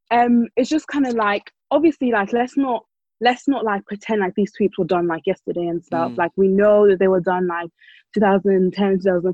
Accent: Ireland; cause obviously I grew up in Ireland

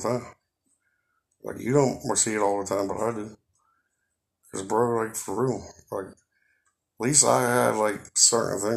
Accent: Pittsburgh, Pennsylvania, United States; Garfield, and then moved to Bloomfield, and moved back to Garfield, then Stanton Heights with my grand. Then when I was old enough, I moved back to Garfield

